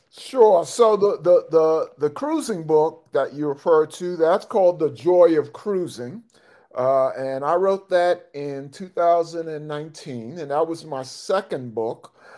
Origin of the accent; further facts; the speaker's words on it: New York, United States; moved away; I'm originally from New York.